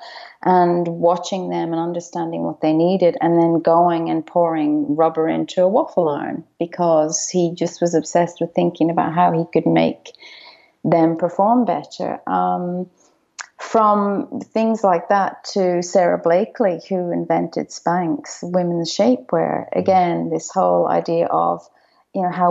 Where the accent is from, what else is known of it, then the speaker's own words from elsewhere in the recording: Dublin, Leinster, Ireland; now in Melbourne, Australia; When I was growing up in Dublin